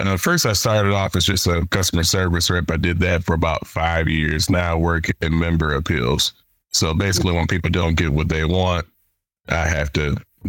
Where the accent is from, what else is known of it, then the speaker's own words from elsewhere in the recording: Chattanooga, Tennessee, United States; also born or lived in Germany; I'm from Chattanooga, Tennessee, even though my father was in the military. So I was born in Germany, lived a little bit of everywhere until he retired when I was 13 years old.